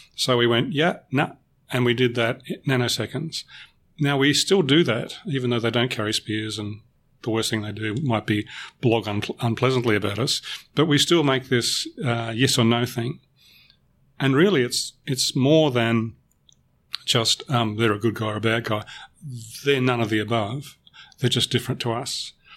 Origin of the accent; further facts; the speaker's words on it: Melbourne, Victoria, Australia; I'm a Melbourne boy. I was born in Melbourne and I will always be a Melbourne boy. I've lived elsewhere